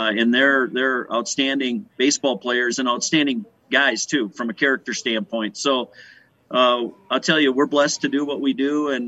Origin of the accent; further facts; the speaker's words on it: West Central Minnesota, United States; I grew up in West Central Minnesota